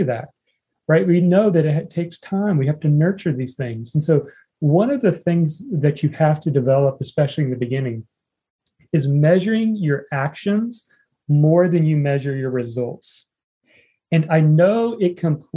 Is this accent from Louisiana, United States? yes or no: no; Indiana, United States; me growing up in Indiana